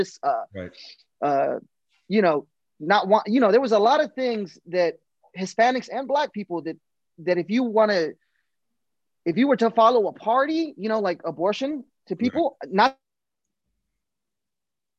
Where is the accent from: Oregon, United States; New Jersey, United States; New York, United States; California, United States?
New Jersey, United States; Paterson; moved away as an adult; now in Killeen, United States; growing up in Paterson, New Jersey, it's very liberal